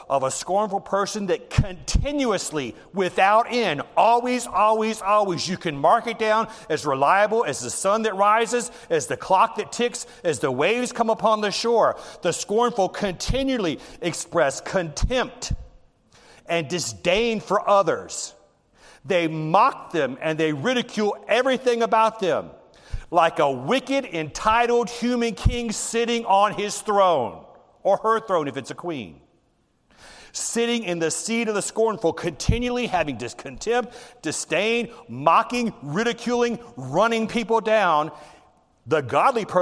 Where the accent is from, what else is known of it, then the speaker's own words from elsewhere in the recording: the South, United States; I grew up in the South, and when I was in the elementary school, you get a whooping from the principal